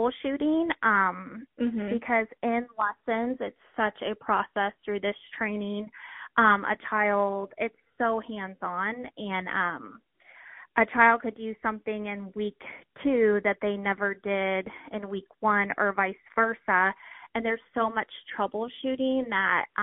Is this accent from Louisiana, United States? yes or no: no; Florida, United States; now in Springfield, United States; I grew up in Florida, so we lived on the water